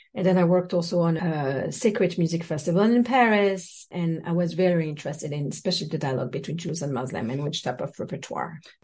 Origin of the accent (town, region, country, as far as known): French Guiana; born or raised there; moved away; also born or lived in south of France